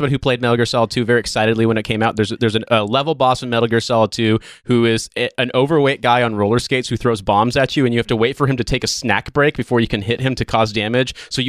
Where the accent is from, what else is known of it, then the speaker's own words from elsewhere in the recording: United States; as an American